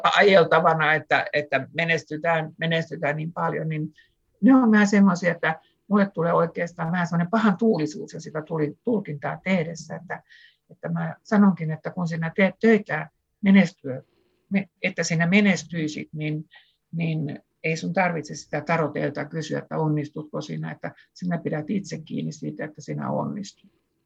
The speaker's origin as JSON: {"language": "Finnish", "region": "Southwest Finland", "country": "Finland", "said": "samalta suunnalta saaristosta kuin minäkin olen kotoisin"}